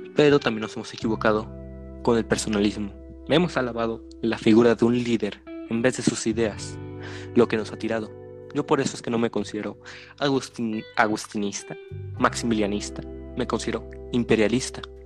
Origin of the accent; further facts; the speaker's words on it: Mexico; nosotros los mexicanos